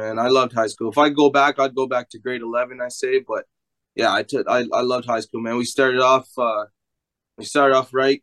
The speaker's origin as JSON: {"language": "English", "town": "Kingston", "region": "Ontario", "country": "Canada", "tie": "born or raised there", "also_born_or_lived": "Toronto, Ontario / Calgary, Alberta", "said": "So I was born in Toronto. Kind of rough neighborhood, one of the roughest. Jane and Finch. I was only there for like, I don't know, 4 or 5 years of my life. My mom took us here to Kingston"}